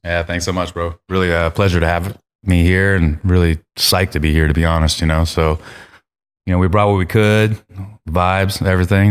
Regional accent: Eugene, Oregon, United States; I'm from Eugene

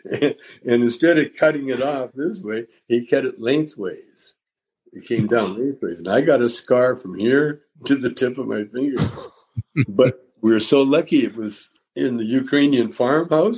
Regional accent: Calgary, Alberta, Canada; growing up in Calgary

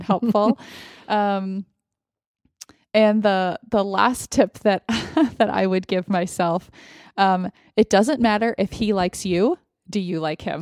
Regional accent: United States; as an American, as a white American

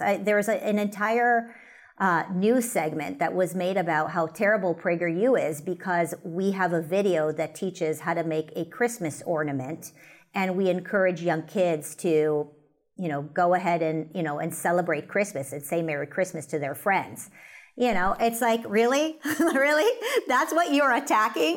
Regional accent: United States; as an American

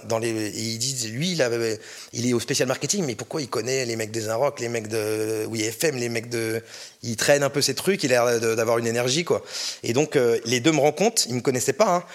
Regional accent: Orléans, Centre-Val de Loire, France; je viens d'Orléans

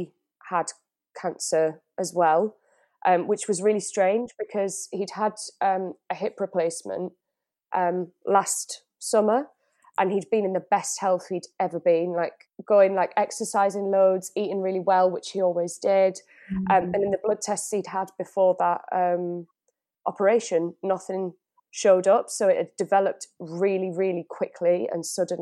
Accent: Teesside, North East England, United Kingdom; now in Manchester, United Kingdom; I grew up in Teesside, which is in the northeast of England

